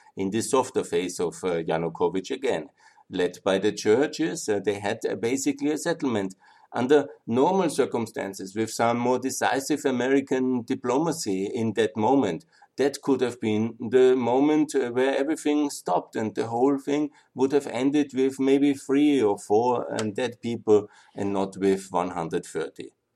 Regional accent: Austria; I'm from Austria

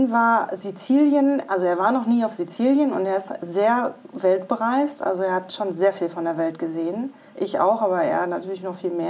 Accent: Iserlohn, North Rhine-Westphalia, Germany; also born or lived in Düsseldorf; ich bin 49 Jahre alt und ähm, mein aktueller Wohnort ist Iserlohn, was auch mein Heimatort war. Ich habe aber 20 Jahre in Düsseldorf gelebt

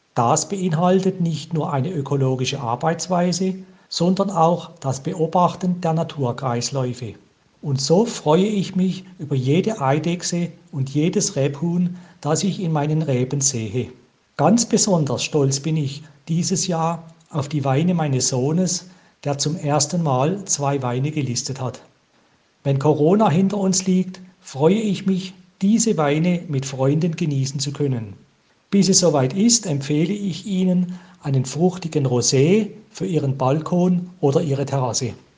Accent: Freiburg, Baden-Württemberg, Germany; kommen wir aus Freiburg, genauer gesagt vom Tuniberg

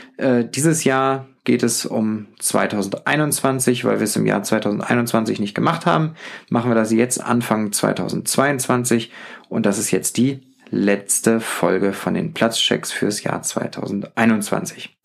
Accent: Northern Germany, Germany; mit meiner norddeutschen Art sehr aufgefallen

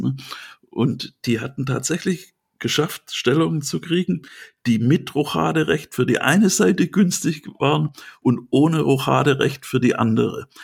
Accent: Swabia, Germany; Ich bin ja Schwabe.

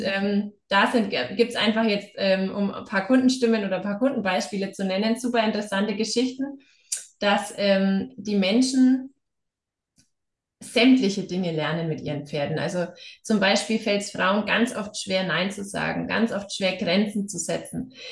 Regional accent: Upper Franconia, Bavaria, Germany; moved away as an adult; now in Hesse, Germany; komme ich ja selber aus der Ecke Oberfranken und bin ein Schneekind

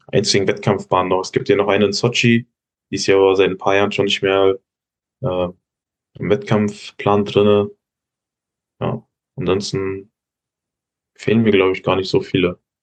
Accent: Giessen, Hesse, Germany; Ich komme ja aus Hessen, aus Gießen

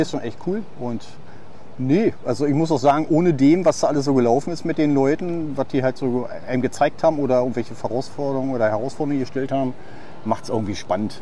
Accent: Neuruppin, Brandenburg, Germany; moved away as an adult; now in Tenerife, Spain; ich bin ja gebürtig aus Neuruppin

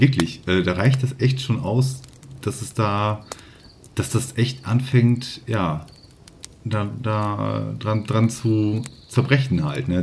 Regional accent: Northern Germany, Germany; Ich komme ja hier oben aus Norddeutschland

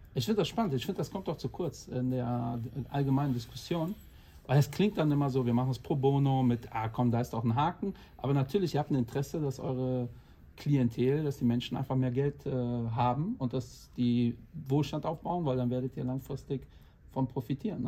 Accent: Portugal; ich bin auch 45, habe auch zwei Kinder und bin Portugiese.

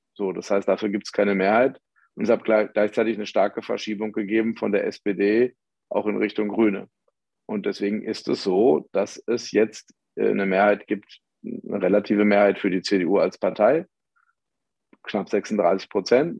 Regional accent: Ruhr area, North Rhine-Westphalia, Germany; Ich komme ja aus dem Ruhrgebiet

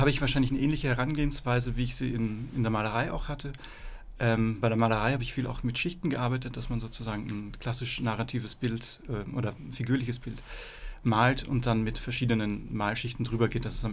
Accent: Austria; moved away as an adult; now in Berlin, Germany; Ich bin äh, aus Österreich ursprünglich. Ich bin mich jetzt 2006 nach Berlin verschlagen, um Freie Kunst zu studieren.

